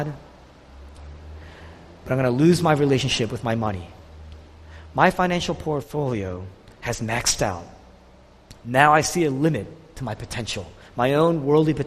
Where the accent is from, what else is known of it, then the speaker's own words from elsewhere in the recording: Philadelphia, Pennsylvania, United States; we're from Philadelphia